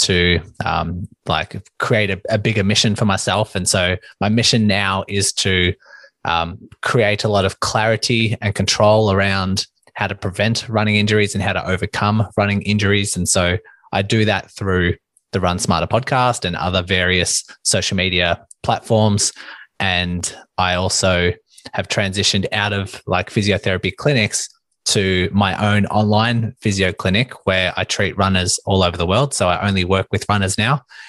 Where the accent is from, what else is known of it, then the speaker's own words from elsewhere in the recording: Melbourne, Victoria, Australia; I am from Melbourne, Australia